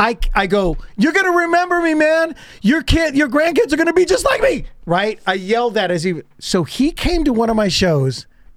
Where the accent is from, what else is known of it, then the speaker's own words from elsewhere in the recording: San Joaquin Valley, California, United States; I was from the San Joaquin Valley.